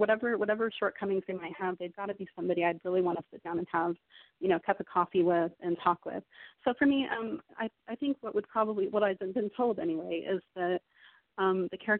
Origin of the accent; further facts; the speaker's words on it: Salt Lake City, Utah, United States; moved away; I'm from Salt Lake City originally in Utah. But I've traveled quite a lot in the military.